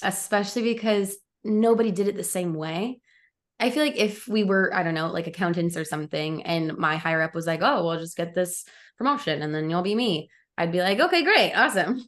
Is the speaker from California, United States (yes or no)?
no; Overland Park, Kansas, United States; moved away as an adult; now in Los Angeles, United States; I grew up in the Midwest